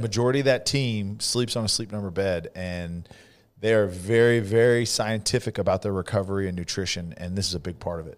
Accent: Central Valley, California, United States; accent: California accent; also born or lived in Canada; I'm from the Central Valley

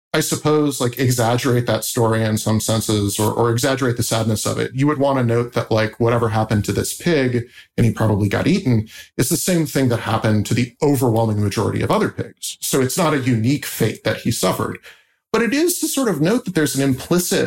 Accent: Indiana, United States; I grew up in Indiana

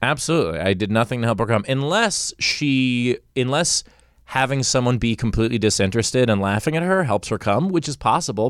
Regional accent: New York, United States; now in Los Angeles, United States; I'm from New York

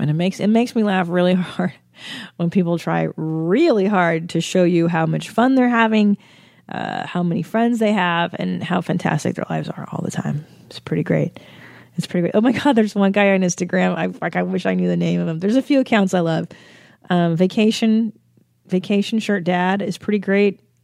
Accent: United States; I'm an American

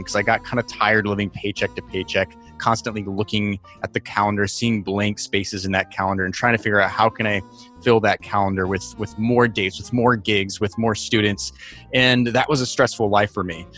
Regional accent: New York City, New York, United States; I am from New York City

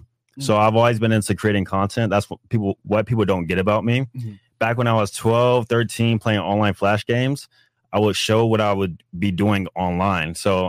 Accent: Jacksonville, Florida, United States; moved away as an adult; also born or lived in South Georgia; I'm from Jacksonville, North Florida, but I went to college in South Georgia.

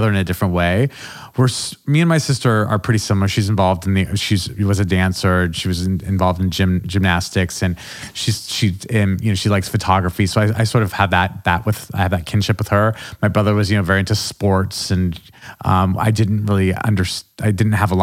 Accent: Albuquerque, New Mexico, United States; moved away; also born or lived in New York City; all of my experiences in Albuquerque did sort of create the person I am now.

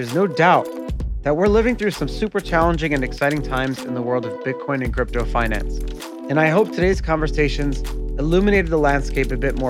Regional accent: United States; he's Austrian and I'm American.

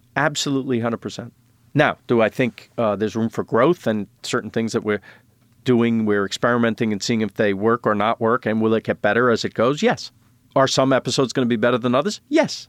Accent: New York, United States; now in Los Angeles, United States; I'm from New York. And I love New York. I'm a New Yorker.

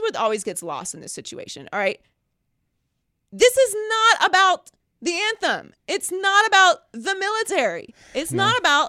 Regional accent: United States

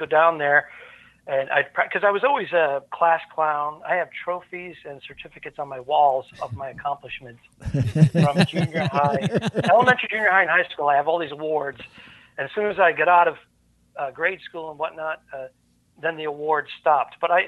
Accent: Cranston, Rhode Island, United States; accent: New England; And you may actually hear a word or two that's very New England.

